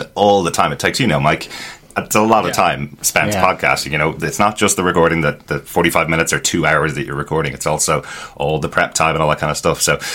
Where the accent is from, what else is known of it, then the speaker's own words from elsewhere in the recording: Ireland; We're Irish.